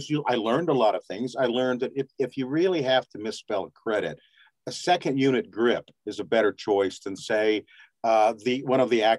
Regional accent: Texas, United States; also born or lived in Grants, New Mexico / Los Angeles; now in New Mexico, United States; because we were both, had lived in Texas, I think Jeff was from Texas and I was raised in Texas

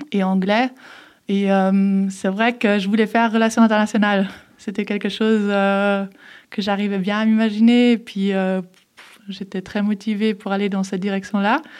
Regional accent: Geneva, Switzerland; also born or lived in Herdecke, Germany; je suis née à Herdecke, en fait, en Allemagne, et euh, j'ai grandi euh, à Genève parce que je suis venue à Genève à mes 11 ans.

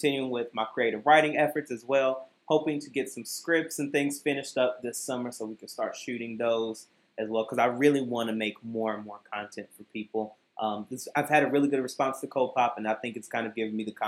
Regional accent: Kentucky, United States; now in Chicago, United States; primarily back in my hometown of Kentucky

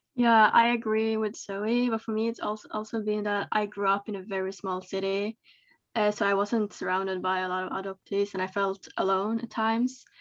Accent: Sweden; also born or lived in China; I'm from Sweden, but I was adopted from China

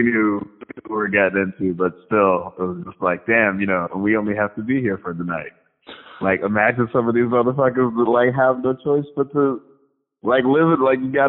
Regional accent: Virginia, United States; moved away; I'm originally from Virginia

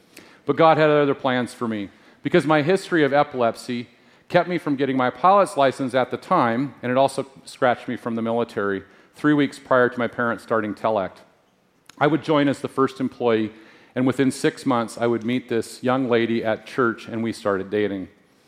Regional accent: Spokane, Washington, United States; also born or lived in Anchorage, Alaska; I was born in Anchorage, Alaska, and I moved to the Spokane area when I was about 3.

